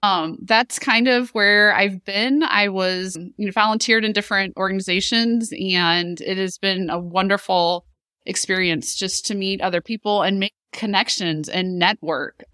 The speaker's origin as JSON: {"language": "English", "town": "Chesterfield", "region": "Missouri", "country": "United States", "tie": "born or raised there", "said": "a Town I Grew Up In in Chesterfield, Missouri"}